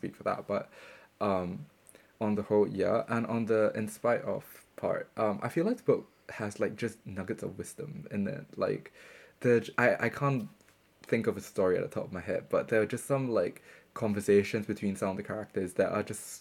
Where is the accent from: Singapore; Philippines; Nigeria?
Singapore; moved away as an adult; now in Bristol, United Kingdom; my experience growing up in Singapore